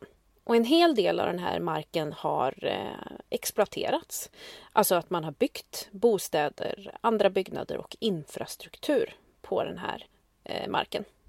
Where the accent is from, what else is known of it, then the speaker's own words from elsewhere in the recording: Sweden; vi svenskar